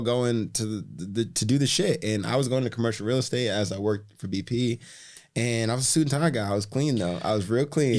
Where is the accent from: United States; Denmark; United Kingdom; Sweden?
United States; Boston, Massachusetts; now in Miami, United States; I wasn't from New York, I was from Boston